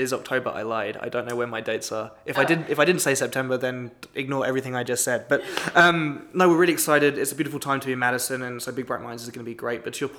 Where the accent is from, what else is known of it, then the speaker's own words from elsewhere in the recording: United Kingdom; now in Wisconsin, United States; Being British, it's not a holiday I celebrate.